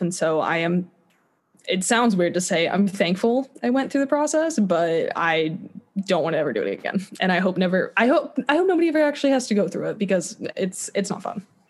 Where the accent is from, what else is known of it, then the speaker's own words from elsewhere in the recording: Kansas City, Missouri, United States; moved away; I want to be in Kansas City. Just it's my hometown